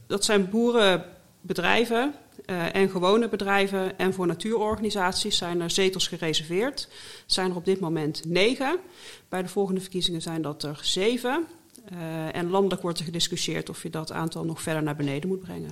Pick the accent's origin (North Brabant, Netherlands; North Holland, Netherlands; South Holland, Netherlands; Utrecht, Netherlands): North Brabant, Netherlands; accent: Brabants; now in The Hague, Netherlands; Ik ben geboren en getogen Brabander